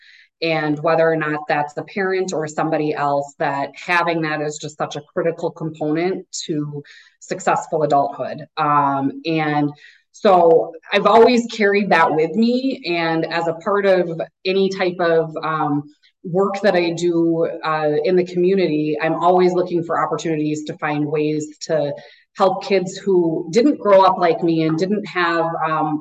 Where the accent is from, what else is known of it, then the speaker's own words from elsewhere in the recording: Minnetonka, Minnesota, United States; I grew up in Minnetonka, so grew up in the western suburbs and kind of had that very typical Minnetonka life